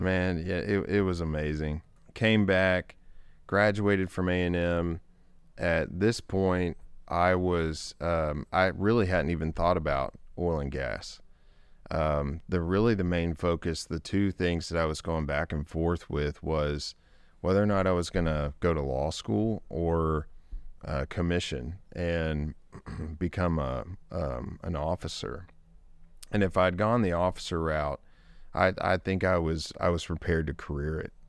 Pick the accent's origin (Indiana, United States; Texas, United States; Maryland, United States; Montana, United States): Texas, United States; Longview; was born and raised in Longview, Texas